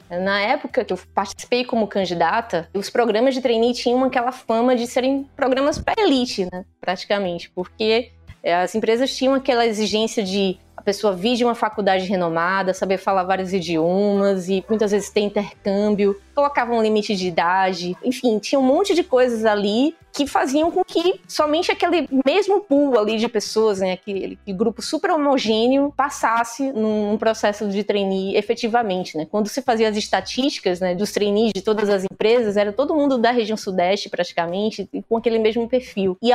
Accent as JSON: {"language": "Portuguese", "region": "Northeast Region", "country": "Brazil", "accent": "nordestina", "said": "um dos primeiros comentários que saiu nesse vídeo foi criticando a minha voz e o meu sotaque de nordestina."}